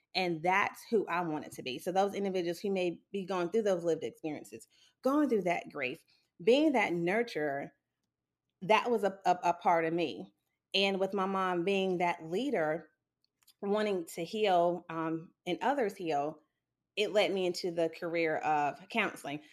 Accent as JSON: {"language": "English", "town": "Sumter", "region": "South Carolina", "country": "United States", "tie": "born or raised there", "said": "I was born and raised in Sumter, South Carolina"}